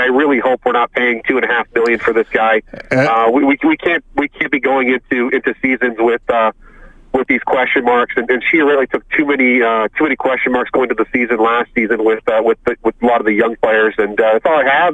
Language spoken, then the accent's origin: English; Windsor, Ontario, Canada; I grew up in Windsor, Windsor, Ontario